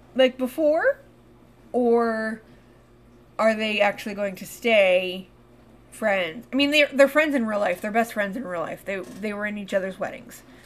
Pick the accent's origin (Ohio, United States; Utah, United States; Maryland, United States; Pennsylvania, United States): Pennsylvania, United States; my home state